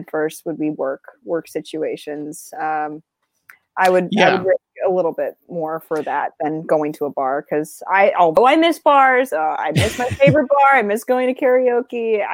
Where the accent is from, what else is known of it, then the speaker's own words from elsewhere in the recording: Florida, United States; moved away; also born or lived in New York; I grew up in Florida and also in New York.